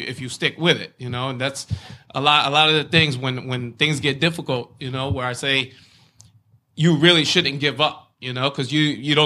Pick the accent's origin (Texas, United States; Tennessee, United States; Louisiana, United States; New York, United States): New York, United States; Brentwood; growing up in Brentwood